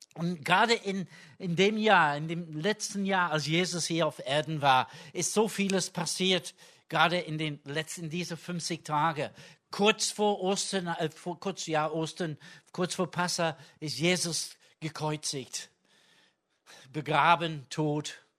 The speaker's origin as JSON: {"language": "German", "region": "England", "country": "United Kingdom", "tie": "born or raised there", "second_language": "German", "moved": "yes", "lives_now": "Germany", "said": "da wo ich herkomme in England"}